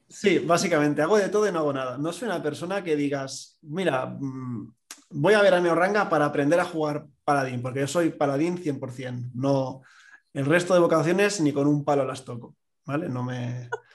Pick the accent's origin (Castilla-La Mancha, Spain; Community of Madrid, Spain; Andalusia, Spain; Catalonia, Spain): Catalonia, Spain; como buen catalán